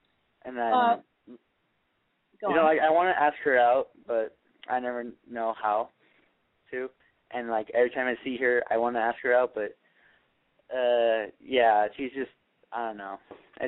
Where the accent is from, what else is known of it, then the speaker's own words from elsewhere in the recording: Valencia, California, United States; I'm 18 years old. I'm from Valencia.